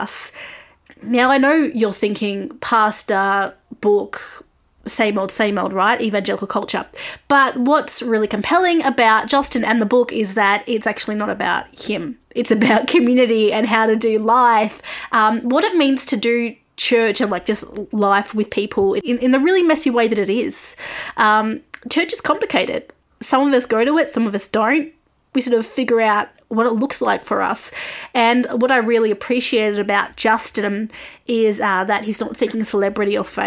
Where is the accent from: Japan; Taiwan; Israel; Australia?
Australia; I'm an Australian music journalist